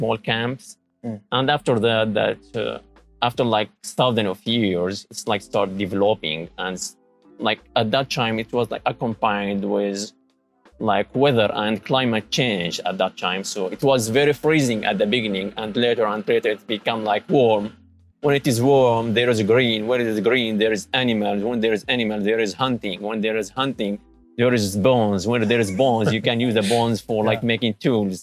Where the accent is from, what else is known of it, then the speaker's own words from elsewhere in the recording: Syria; moved away as an adult; also born or lived in Lebanon / Japan; now in Tsukuba, Japan; I'm from Syria.